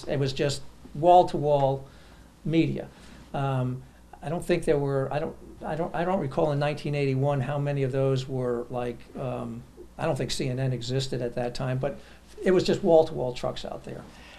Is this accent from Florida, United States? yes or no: no; New York City, New York, United States; New York, originally.